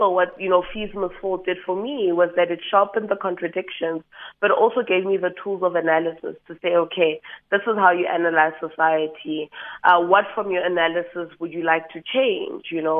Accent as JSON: {"language": "English", "town": "Johannesburg", "region": "Gauteng", "country": "South Africa", "tie": "born or raised there", "said": "Born and bred in Johannesburg, so I'm the original city girl"}